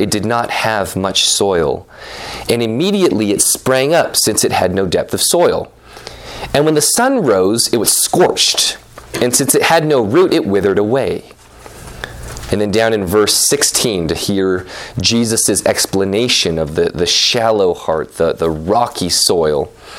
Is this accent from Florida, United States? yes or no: no; California, United States; I remember, you know, I grew up in NorCal.